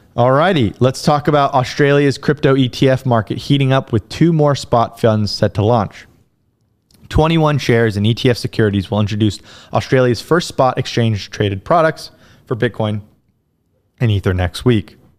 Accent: United States; as an American

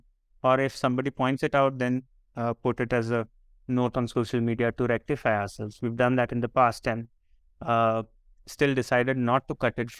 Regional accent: Marathi, Maharashtra, India; accent: Marathi; English is a second language; our normal conversation, our sort of flow, is essentially in Marathi

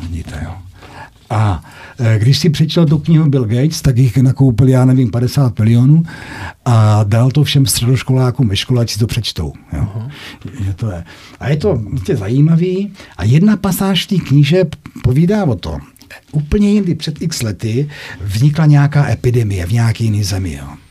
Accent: North Moravia, Czechia; Tam u nás na Severní Moravě

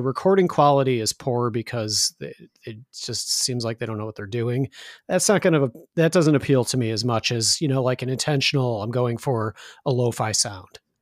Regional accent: Chicago, Illinois, United States; also born or lived in Indiana; now in Chicago, United States; I'm originally from Chicago, and then I wound up moving back to Chicago.

